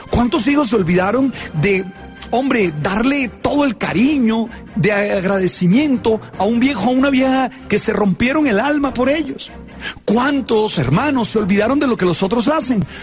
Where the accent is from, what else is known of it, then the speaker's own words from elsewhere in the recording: Colombia; Esos muchachos nos hicieron sentir orgullosos de ser colombianos.